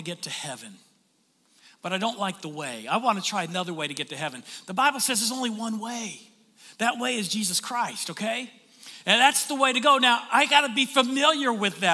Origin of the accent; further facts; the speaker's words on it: Tennessee, United States; now in St. Augustine, United States; when I was growing up in Tennessee